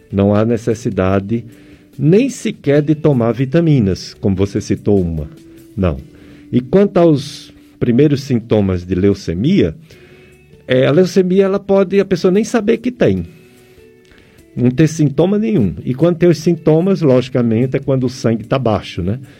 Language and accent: Portuguese; Juazeiro do Norte, Ceará, Brazil; now in Bebedouro, Brazil; Sou de Juazeiro do Norte, mas estou há dois anos morando em Bebedouro, São Paulo, desde 2002.